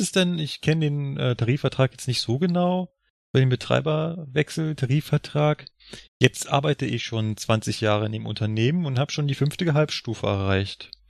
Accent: Berlin, Germany; now in Munich, Germany; meinem Heimatland, Berlin

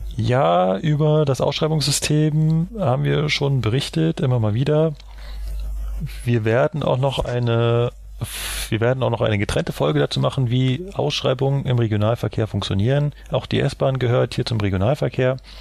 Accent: Berlin, Germany; Ich als Berliner

